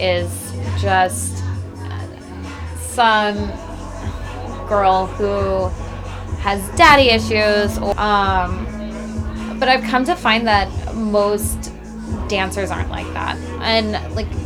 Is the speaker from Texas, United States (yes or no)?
yes; Texas, United States; I'm from Texas